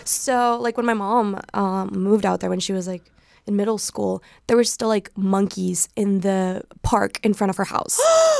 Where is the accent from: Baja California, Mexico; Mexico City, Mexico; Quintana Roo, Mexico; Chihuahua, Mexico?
Quintana Roo, Mexico; Cancún; English is a second language; now in Los Angeles, United States; I'm originally from Cancun, Mexico.